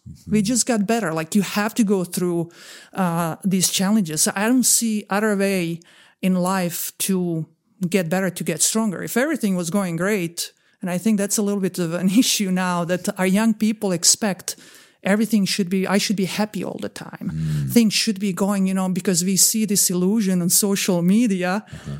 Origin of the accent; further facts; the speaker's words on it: Bosnia & Herzegovina; moved away; also born or lived in Croatia; I am originally from Bosnia and Herzegovina. I'm Croatian from Bosnia and Herzegovina